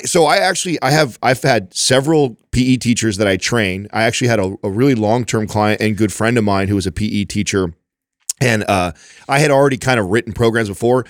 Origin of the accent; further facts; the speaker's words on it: Modesto, California, United States; also born or lived in Oakdale / Turlock; I grew up in Modesto, Oakdale, Turlock, that, all that stomping ground over there.